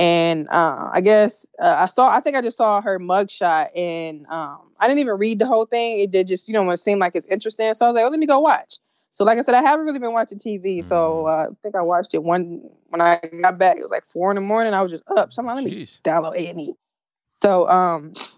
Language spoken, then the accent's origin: English; Milwaukee, Wisconsin, United States; I'm from Milwaukee